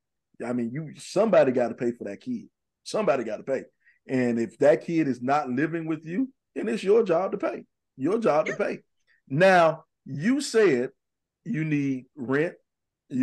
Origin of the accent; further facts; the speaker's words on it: Columbia, South Carolina, United States; we're all born and raised in Columbia